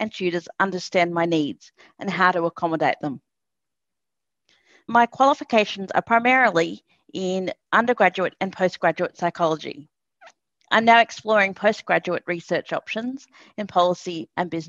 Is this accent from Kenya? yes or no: no; Lismore, New South Wales, Australia; I was born and raised in Lismore, a country town which is about 30 minutes inland from Byron Bay